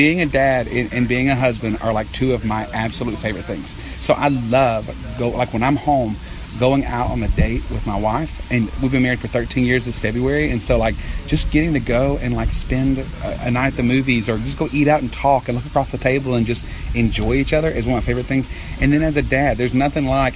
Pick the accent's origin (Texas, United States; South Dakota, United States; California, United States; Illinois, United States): Texas, United States; I'm from Texas